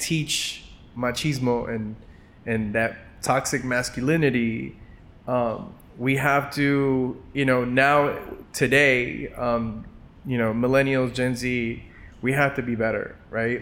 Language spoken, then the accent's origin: English; Los Angeles, California, United States; growing up in Los Angeles in a traditional Mexican household